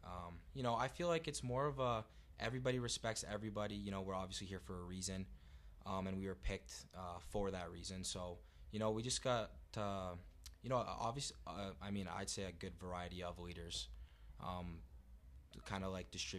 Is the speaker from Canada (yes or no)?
yes; Toronto, Ontario, Canada; from Toronto, Ontario.